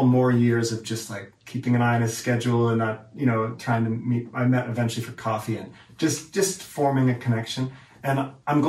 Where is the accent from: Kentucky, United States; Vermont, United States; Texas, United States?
Vermont, United States; I'm from Vermont.